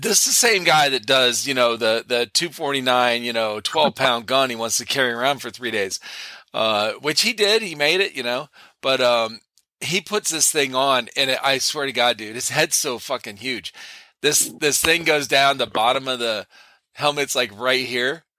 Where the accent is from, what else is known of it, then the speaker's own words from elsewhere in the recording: Cleveland, Ohio, United States; I grew up in Cleveland, Ohio, got a lot of snow, as a kid growing up